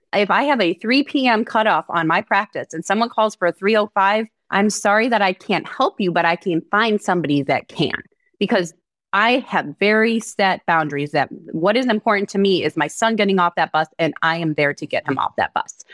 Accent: Cleveland, Ohio, United States; moved away as an adult; also born or lived in Scottsdale, Arizona / Dallas Fort Worth area; now in Dallas Fort Worth, United States; I'm originally from Cleveland, Ohio

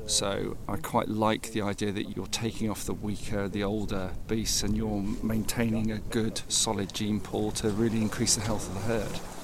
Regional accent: Shropshire, West Midlands, United Kingdom; from Shropshire

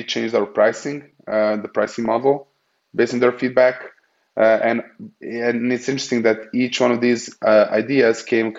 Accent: Austria; you know, we are from Austria, so we work in the Central Eastern time zone

